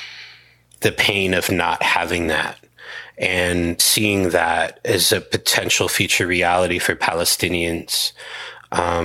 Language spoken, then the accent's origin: English; Hawaii, United States; I'm a Kanaka Maoli, Native Hawaiian